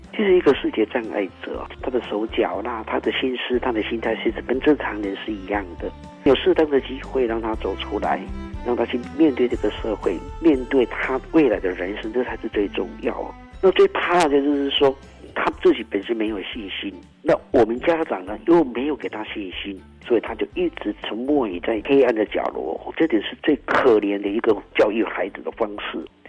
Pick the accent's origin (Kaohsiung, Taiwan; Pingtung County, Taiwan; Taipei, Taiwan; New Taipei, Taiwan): Pingtung County, Taiwan; 我们平东人